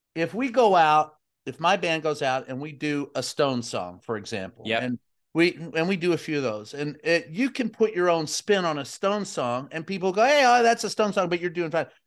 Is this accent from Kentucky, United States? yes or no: yes; Kentucky, United States; growing up in Kentucky